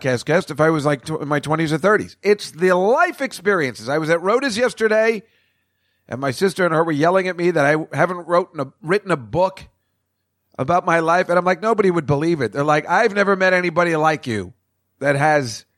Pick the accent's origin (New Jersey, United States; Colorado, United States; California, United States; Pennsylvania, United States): New Jersey, United States; Edison; now in New York City, United States; from this old place from where I grew up in Edison, New Jersey.